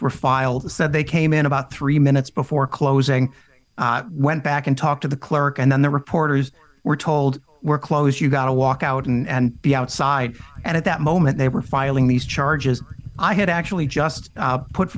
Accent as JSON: {"language": "English", "region": "Midwest", "country": "United States", "said": "I come from the Midwest"}